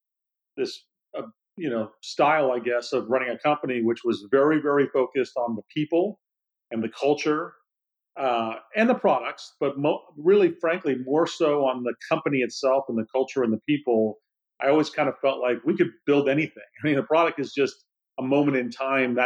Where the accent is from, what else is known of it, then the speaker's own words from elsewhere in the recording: Silicon Valley, California, United States; also born or lived in Boston; growing up in the Silicon Valley